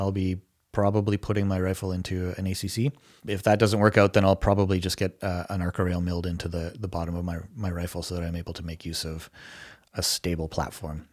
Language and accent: English; Canada; as a Canadian citizen